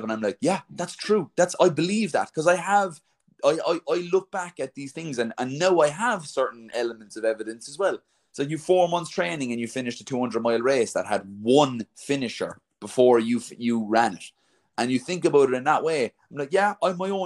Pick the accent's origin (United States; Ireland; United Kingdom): Ireland; I'm an Irish man, right? So I'm from a country of 4 million people